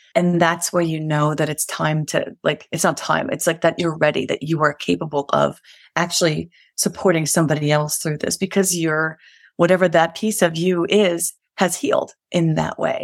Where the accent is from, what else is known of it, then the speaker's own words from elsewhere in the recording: New York City, New York, United States; moved away as an adult; now in Colorado, United States; we're Irish Catholics from the Bronx.